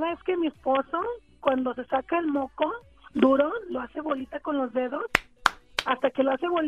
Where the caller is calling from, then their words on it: San Antonio, Texas, United States; San Antonio, Texas.